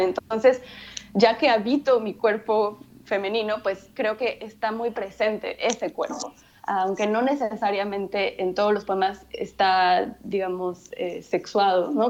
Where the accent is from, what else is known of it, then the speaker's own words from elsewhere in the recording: Mexico; first language Spanish; yo crecí en México y mi, primer, mi lengua materna es el, es el español.